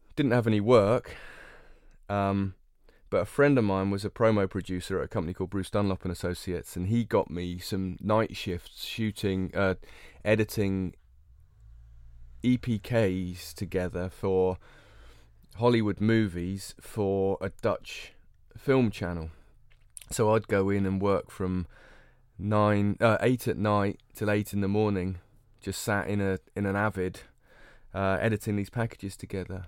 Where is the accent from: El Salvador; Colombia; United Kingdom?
United Kingdom; North Cornwall, South West England; I grew up in North Cornwall